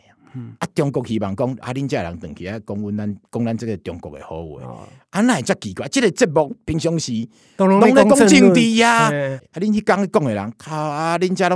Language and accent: Chinese; Taiwan; 你看起来又觉得，哎、欸，这个是我们台湾人自己讲的啊。